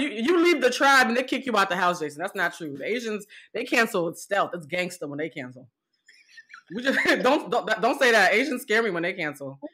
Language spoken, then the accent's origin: English; Boston, Massachusetts, United States; I grew up in Boston in a predominantly black neighborhood